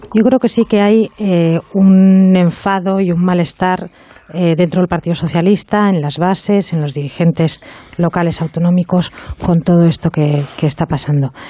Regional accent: Bilbao, Basque Country, Spain; Soy de Bilbao

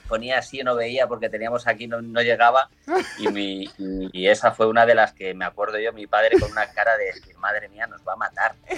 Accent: Spain; accent: Spanish; now in Italy; mi acento español aquí en, Italia

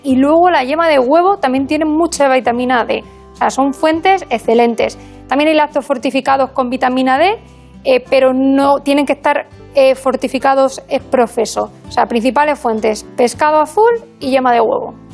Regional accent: Burgos, Castile and León, Spain; moved away as an adult; also born or lived in Extremadura / Badajoz; now in A Coruña, Spain; me crié en Burgos. Eh, pero soy extremeña de, nacimiento

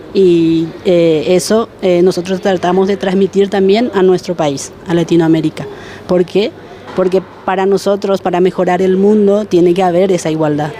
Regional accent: Paraguay; moved away as an adult; now in Spain; hasta hoy día no se ha dado en mi país

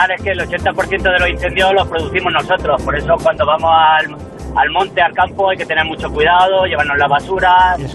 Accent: La Iruela, Andalusia, Spain; now in Community of Madrid, Spain; yo soy de La Iruela, de un pueblo de Jaén.

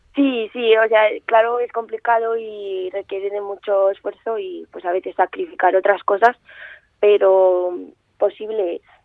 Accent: Zaragoza, Aragon, Spain; he nacido aquí, Y vivo aquí

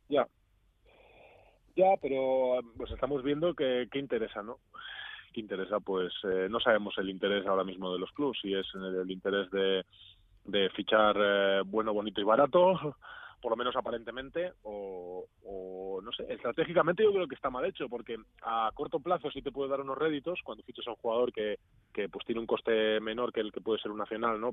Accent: Cantabria, Spain; also born or lived in Granada / Basque Country; now in Greece; yo soy de Cantabria

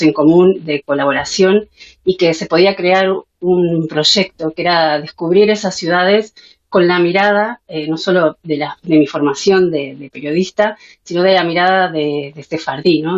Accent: Uruguay; moved away as an adult; now in Spain; yo soy de origen uruguaya, soy, soy sefardí, vengo de, las familias que salieron de España hace 500 años. Eh, me desarrollé como periodista y en el área de comunicación en mi país y llegué a España

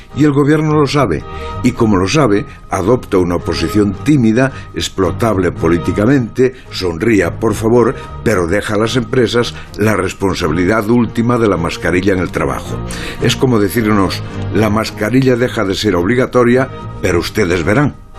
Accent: Lugo, Galicia, Spain; soy yo, aldeano de Lugo

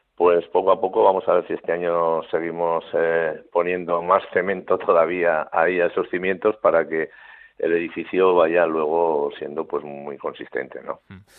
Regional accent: Navarre, Spain; somos los, los navarros los osasunistas

